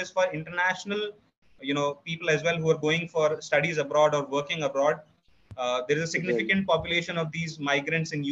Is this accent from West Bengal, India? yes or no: no; Rajasthan, India; moved away; also born or lived in Chandigarh / Kerala; I am from Rajasthan, and there are a lot of delicacies in Rajasthan that I might not be able to find in other cities.